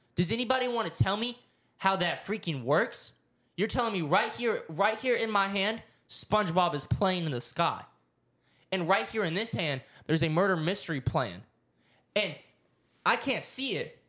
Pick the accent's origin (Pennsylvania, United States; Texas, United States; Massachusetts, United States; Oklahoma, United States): Oklahoma, United States; I grew up in Oklahoma. I was a small town boy